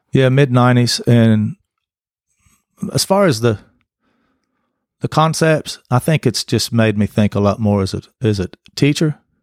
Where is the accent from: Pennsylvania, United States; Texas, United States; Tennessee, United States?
Tennessee, United States; Greeneville; also born or lived in Saint Louis, Missouri / Salem, Missouri; I grew up in Greenville